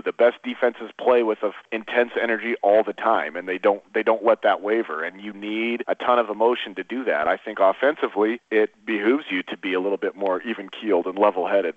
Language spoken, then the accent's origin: English; Oregon, United States; moved away as an adult; also born or lived in Montana; I grew up in Oregon, uh, you know, in Oregon